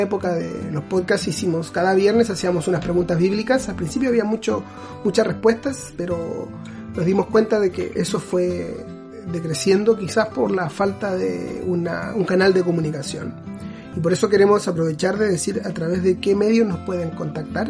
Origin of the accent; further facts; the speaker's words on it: Chile; Yo soy de Chile, originario.